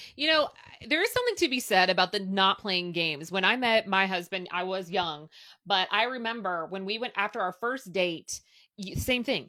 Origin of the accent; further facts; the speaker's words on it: Louisville, Kentucky, United States; I have stayed here and it happens to be my hometown